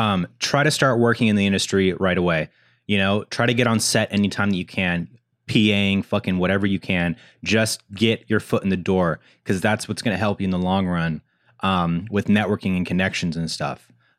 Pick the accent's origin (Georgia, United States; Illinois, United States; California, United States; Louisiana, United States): California, United States; I grew up here in the Valley, but when I moved here from after college, we lived in Koreatown, and I could see the Hollywood sign from my balcony.